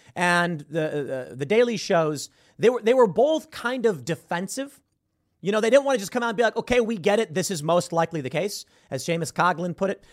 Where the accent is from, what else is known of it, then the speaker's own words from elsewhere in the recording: Chicago, Illinois, United States; moved away; I grew up in Chicago